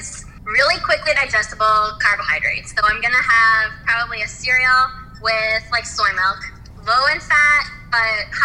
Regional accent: Spokane, Washington, United States; I grew up near Spokane, Washington

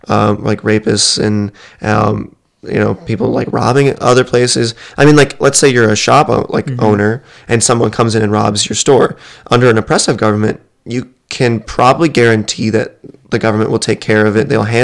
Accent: United States; white kid growing up in America

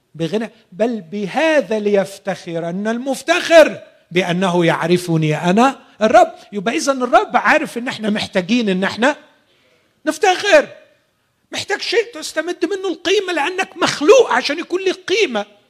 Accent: Egypt; عندنا في مصر

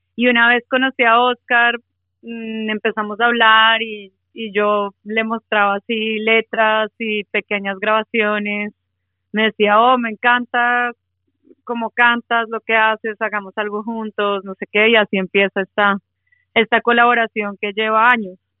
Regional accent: Bogotá, Colombia; now in Melbourne, Australia; Yo soy de Bogotá.

